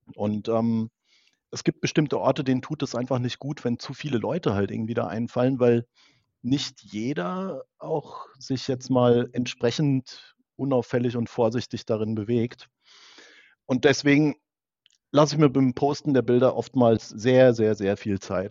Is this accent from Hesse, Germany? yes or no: yes; area around Frankfurt am Main, Hesse, Germany; ich komme ja aus der Gegend um Frankfurt am Main